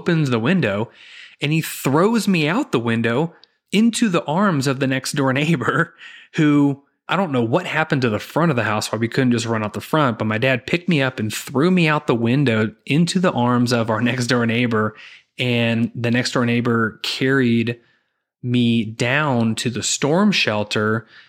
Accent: Zion, Illinois, United States; And I grew up in Zion, Illinois, and lived there from, you know, second grade through graduating high school. And then I just moved to the total opposite end of the state. I moved down to Southern Illinois, where I attended college.

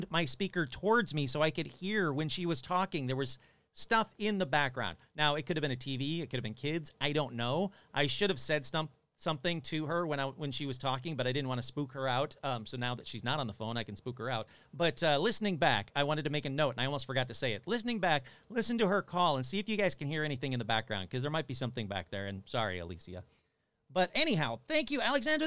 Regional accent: Michigan, United States; I grew up in Michigan

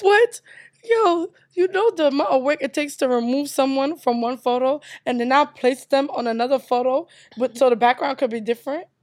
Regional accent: United States; also born or lived in Nigeria / Brooklyn; I was born in America.

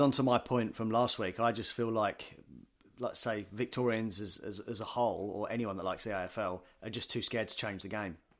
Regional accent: United Kingdom; now in Australia; you go back to the U K, we're all m, football mad.

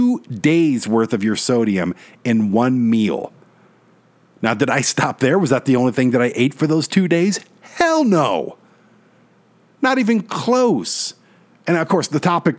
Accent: Detroit, Michigan, United States; we grew up in Detroit

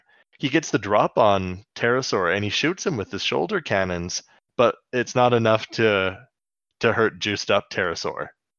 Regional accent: Canada; We're teaching our Turkish listeners some of our Canadianisms.

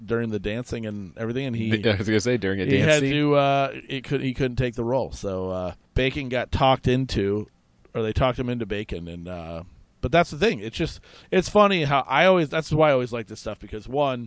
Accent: Iowa, United States; Growing up in Iowa

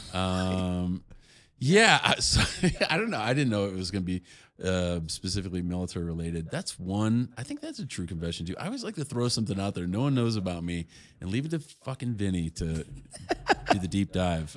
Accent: Chicago, Illinois, United States; I'm from Chicago

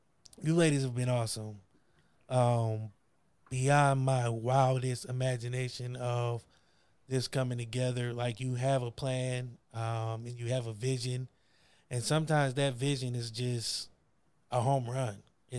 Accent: Akron, Ohio, United States; Yeah, because I grew up in Akron, Ohio. Not the greatest place.

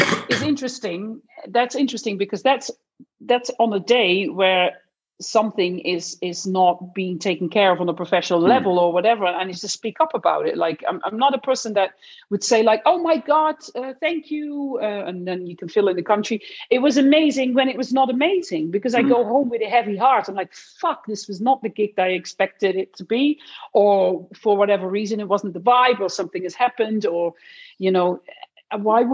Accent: Netherlands; moved away; I'm from Holland. So I was in the Netherlands

